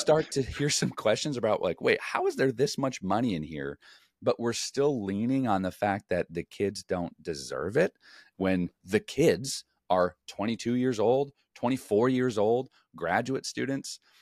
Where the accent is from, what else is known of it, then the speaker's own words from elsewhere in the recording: Chicago, Illinois, United States; moved away as an adult; also born or lived in California; I grew up in Chicago, played in California